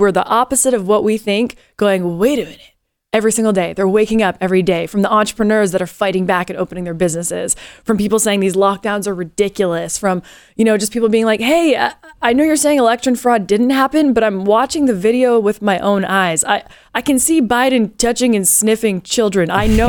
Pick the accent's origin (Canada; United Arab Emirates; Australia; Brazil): Canada; now in United States; And I am a Canadian that has taken on this country as my own.